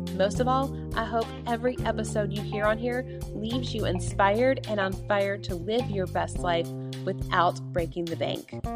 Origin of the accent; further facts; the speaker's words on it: Tennessee, United States; I grew up in UT, Big Orange territory